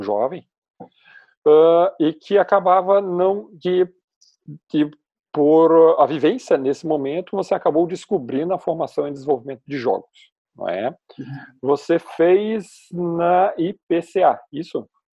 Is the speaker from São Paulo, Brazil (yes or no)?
no; Porto Alegre, Rio Grande do Sul, Brazil; sou de Porto Alegre